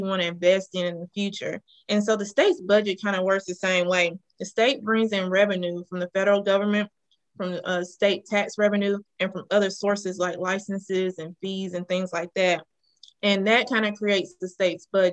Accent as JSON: {"language": "English", "town": "Madison", "region": "Mississippi", "country": "United States", "tie": "born or raised there", "said": "I'm a native of Mississippi. I grew up in Madison, Mississippi"}